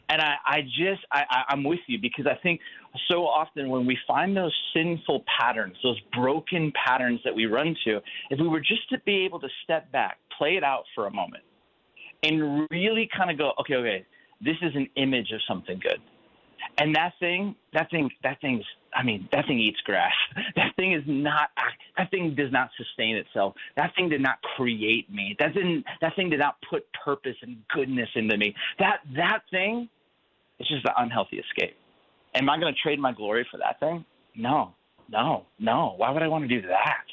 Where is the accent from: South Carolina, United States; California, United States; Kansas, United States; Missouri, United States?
California, United States; also born or lived in Chicago; now in Phoenix, United States; I'm originally from California, but I'm in Phoenix, Arizona.